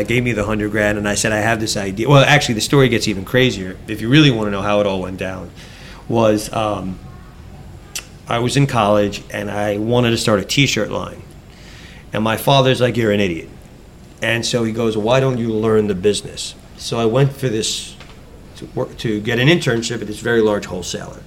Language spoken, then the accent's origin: English; New York, United States; I grew up in New York, so I've been a New Yorker my whole life.